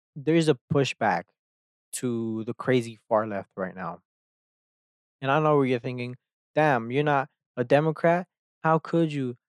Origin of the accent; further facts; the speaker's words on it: Texas, United States; I grew up in Texas